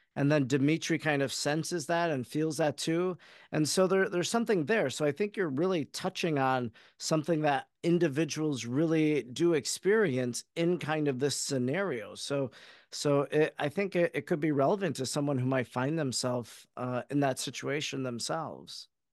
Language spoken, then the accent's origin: English; Oconto, Wisconsin, United States; I grew up in Oconto, Wisconsin